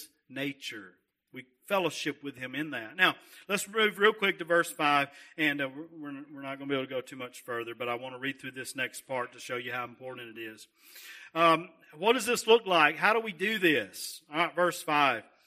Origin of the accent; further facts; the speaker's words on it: Russellville, United States; I come from Russellville